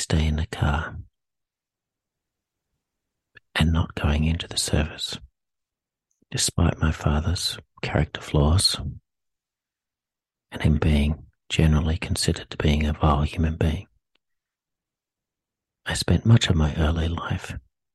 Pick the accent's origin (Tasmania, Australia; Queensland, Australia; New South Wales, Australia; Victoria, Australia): New South Wales, Australia; Sydney; I was born in Sydney, New South Wales, to a working class family